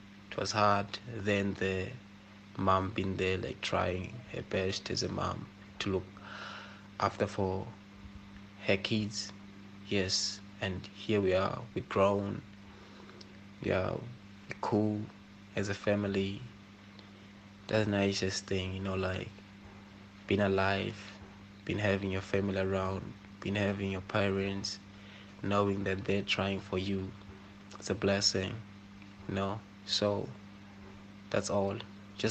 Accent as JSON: {"language": "English", "area": "Komatipoort area", "region": "Mpumalanga", "country": "South Africa", "tie": "born or raised there", "said": "I was born in Komazi in Mpumalanga, actually, in a place called Block A. Yes, so started schooling on a primary school"}